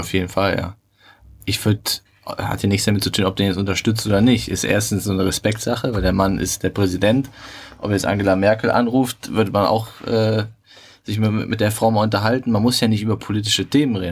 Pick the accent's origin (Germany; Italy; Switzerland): Germany; bei uns in Deutschland